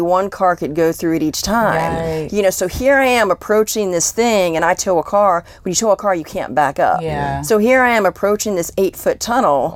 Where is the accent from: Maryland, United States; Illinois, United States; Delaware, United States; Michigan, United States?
Maryland, United States; Columbia; moved away as an adult; also born or lived in Washington, District of Columbia, United States; I grew up in Columbia, Maryland